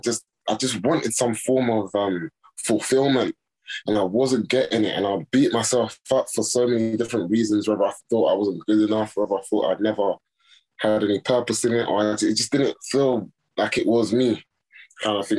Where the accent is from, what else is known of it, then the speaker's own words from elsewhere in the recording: Nigeria; I'm Nigerian Yoruba.